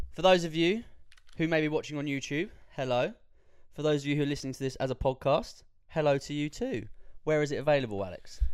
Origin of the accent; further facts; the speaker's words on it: United Kingdom; as British people